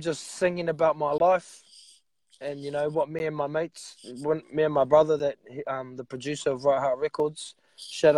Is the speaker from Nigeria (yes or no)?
no; New Zealand; I'm from New Zealand, the land of the long white cloud, Aotearoa.